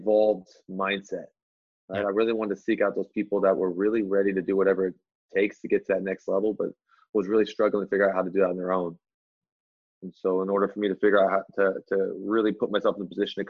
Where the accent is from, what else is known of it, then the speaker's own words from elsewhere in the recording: Anchorage, Alaska, United States; moved away; also born or lived in Las Vegas; Born and raised in Alaska, Anchorage, Alaska